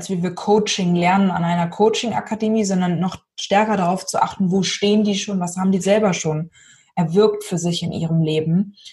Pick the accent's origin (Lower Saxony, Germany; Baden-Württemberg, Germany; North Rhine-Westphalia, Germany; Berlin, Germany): Lower Saxony, Germany; ich bin ja aus Niedersachsen, ne? ein Norden